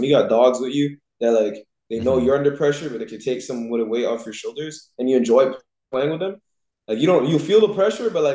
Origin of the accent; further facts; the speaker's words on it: Canada; we're Canadian